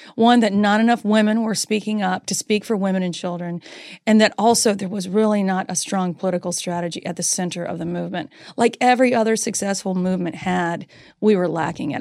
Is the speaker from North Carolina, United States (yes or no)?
yes; North Carolina, United States; accent: Southern; I grew up in North Carolina.